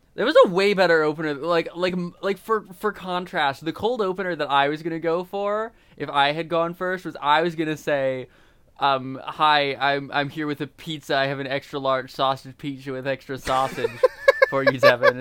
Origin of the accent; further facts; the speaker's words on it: Indiana, United States; we're from Indiana.